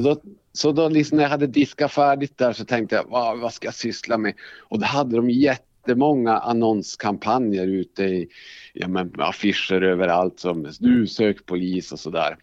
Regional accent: Älvsbyn, Norrbotten County, Sweden; moved away as an adult; also born or lived in Borås / Luleå; now in Skellefteå, Sweden; när jag var ganska liten så flyttade vi upp till en by som heter Älvsbyn. Mm. Eh, och eh, där har jag vuxit upp

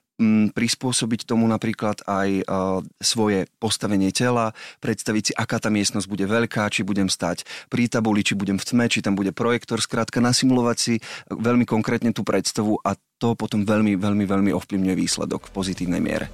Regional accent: Malacky, Bratislava Region, Slovakia; som z Malaciek

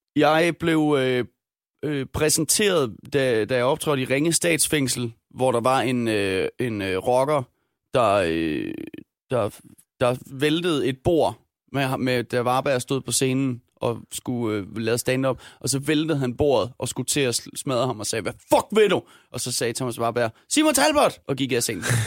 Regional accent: Denmark; jeg er dansker, jeg har en irsk far

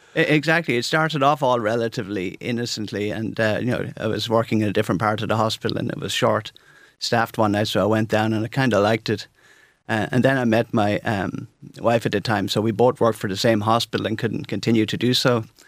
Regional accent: St Mullins, County Carlow, Ireland; I grew up in Saint Mullins, I think, as you probably know. It's a beautiful place in South Carlow.

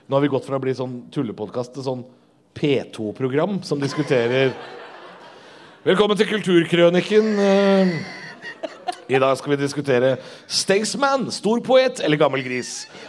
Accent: Drammen, Buskerud, Norway; jeg vokste opp i Drammen

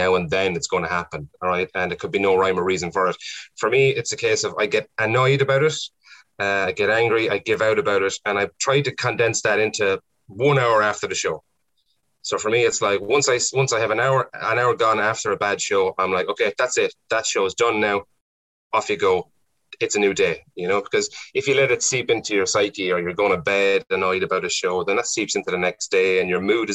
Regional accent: Ireland; being Irish

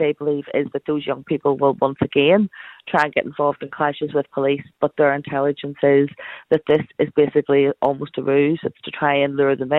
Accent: Belfast, Northern Ireland, United Kingdom; I came from West Belfast, a place I grew up surrounded in violence

